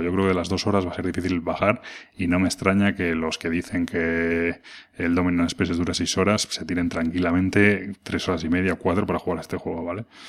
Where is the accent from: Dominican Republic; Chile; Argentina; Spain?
Spain; Madrid, Community of Madrid; soy de Madrid